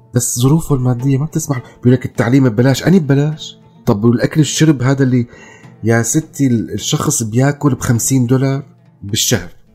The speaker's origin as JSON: {"language": "Arabic", "town": "Damascus", "region": "Damascus Governorate", "country": "Syria", "also_born_or_lived": "Lebanon / Calais, France", "moved": "as an adult", "lives_now": "London, United Kingdom", "said": "أنا هون اتيتمت من دمشق ماتت دمشق بالنسبة لي"}